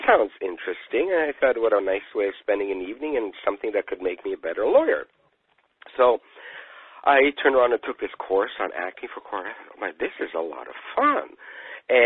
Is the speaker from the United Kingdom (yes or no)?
yes; United Kingdom; moved away; being British